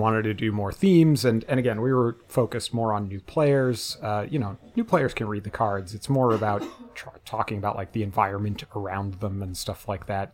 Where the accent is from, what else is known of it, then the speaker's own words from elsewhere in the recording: New England, United States; I'm from New England